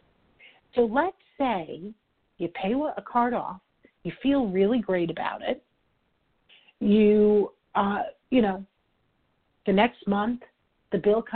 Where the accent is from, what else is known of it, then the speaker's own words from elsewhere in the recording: New York, United States; I'm from New York. I talk fast